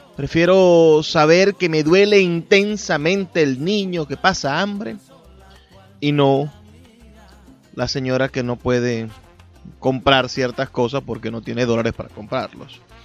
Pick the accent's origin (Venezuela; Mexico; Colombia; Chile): Venezuela; nuestra identidad como latinoamericanos, como venezolanos